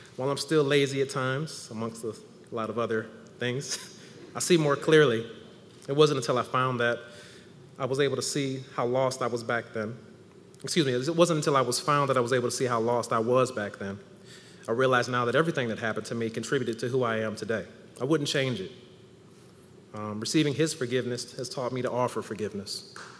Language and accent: English; Ann Arbor, Michigan, United States; I'm from Ann Arbor